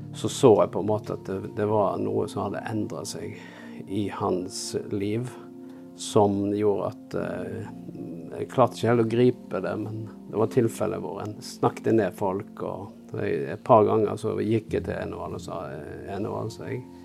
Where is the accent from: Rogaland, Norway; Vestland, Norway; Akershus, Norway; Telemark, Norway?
Vestland, Norway; near Bergen; moved away; also born or lived in Oslo / Jæren; Bergen var jo den byen som var nærmest der jeg vokste opp